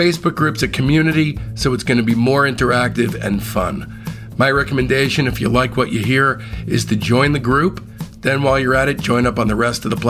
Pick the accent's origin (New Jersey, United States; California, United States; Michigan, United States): New Jersey, United States; Livingston; my hometown of Livingston, New Jersey